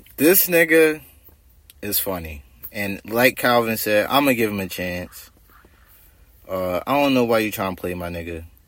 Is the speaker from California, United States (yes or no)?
no; New Jersey, United States; I'm from Jersey. You know, South Jersey. So Philly right up the street.